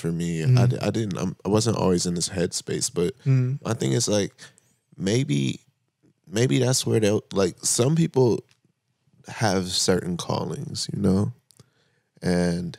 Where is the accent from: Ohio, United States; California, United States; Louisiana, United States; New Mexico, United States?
California, United States; San Bernardino; also born or lived in Moreno Valley, California; I was raised in the Inland Empire